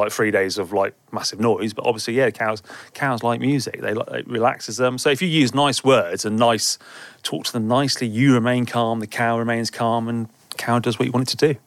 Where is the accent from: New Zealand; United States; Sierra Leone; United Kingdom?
United Kingdom; Herefordshire, West Midlands; I'm from Herefordshire. Well, I live in Herefordshire, so yeah, Herefordshire.